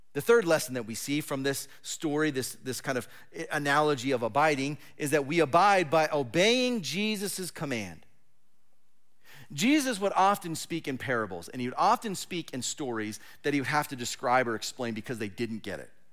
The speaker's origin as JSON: {"language": "English", "region": "Southern California", "country": "United States", "tie": "born or raised there", "also_born_or_lived": "Fresno, California", "moved": "as an adult", "lives_now": "Oregon, United States", "said": "I was born and raised in Southern California"}